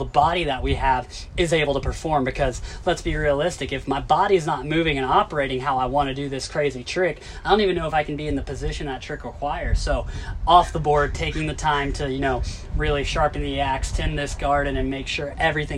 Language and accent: English; Tennessee, United States; I grew up in Tennessee, it's the South, you know, everything is fried